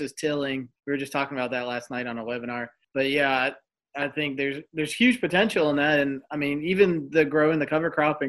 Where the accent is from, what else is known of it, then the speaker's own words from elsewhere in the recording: Charlotte, North Carolina, United States; I grew up in Charlotte